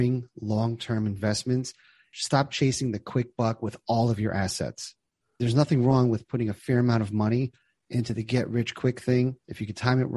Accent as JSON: {"language": "English", "region": "New Jersey", "country": "United States", "tie": "born or raised there", "said": "I grew up in New Jersey."}